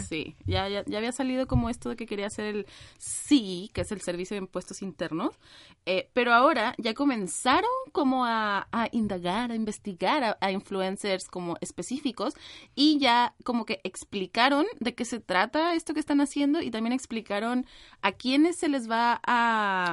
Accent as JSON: {"language": "Spanish", "country": "Mexico", "moved": "as an adult", "lives_now": "Chile", "said": "soy mexicana"}